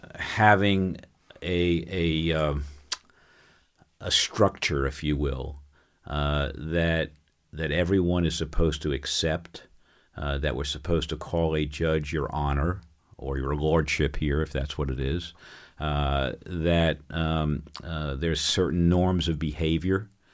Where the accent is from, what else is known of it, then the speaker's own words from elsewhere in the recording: New York, United States; moved away; I grew up in New York, and, and that's who I am